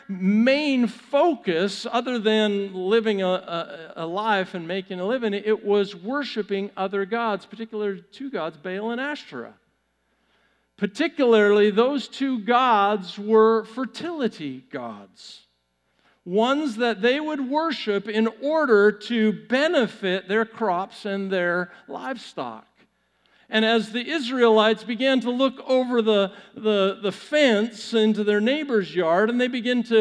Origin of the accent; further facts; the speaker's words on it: Pacific Northwest, United States; now in Texas, United States; I grew up in the Pacific Northwest